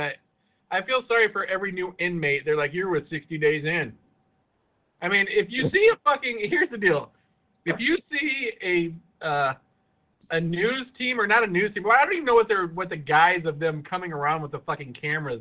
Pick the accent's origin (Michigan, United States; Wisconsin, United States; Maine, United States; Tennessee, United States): Michigan, United States; Here, in my home state of Michigan